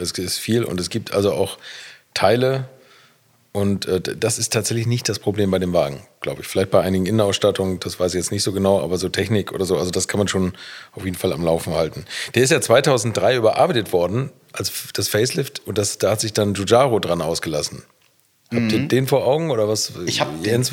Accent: Bad Segeberg, Schleswig-Holstein, Germany; in Bad Segeberg in meiner Heimatstadt

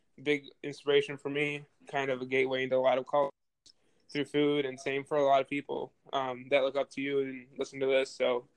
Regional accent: Buffalo, New York, United States; I come from Buffalo, New York.

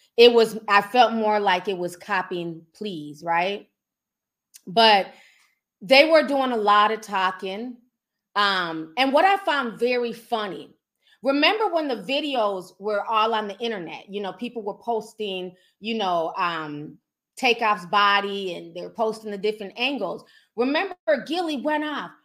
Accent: Minnesota, United States; I'm from Minnesota. You know what I'm saying? Midwest

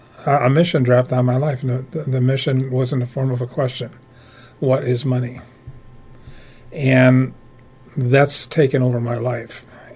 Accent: Chicago, Illinois, United States; moved away as an adult; also born or lived in Minnesota; Actually, I'm originally from Chicago.

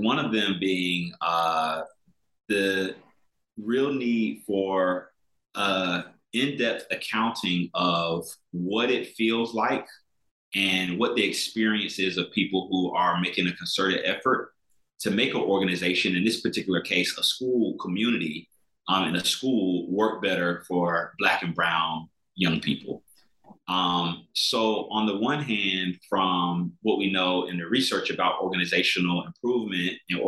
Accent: South Carolina, United States; I grew up in South Carolina

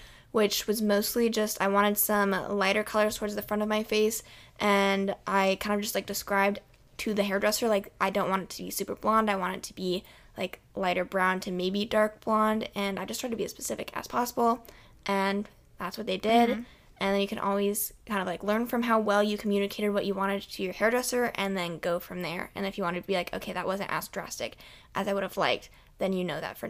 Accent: Iowa City, Iowa, United States; I don't know if it's because we're from Iowa City, which is a college town

